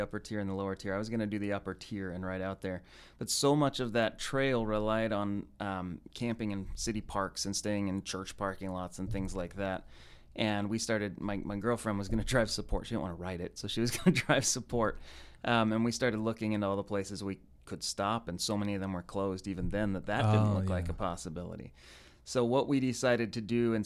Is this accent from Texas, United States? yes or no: no; Salt Lake City, Utah, United States; I grew up in Salt Lake City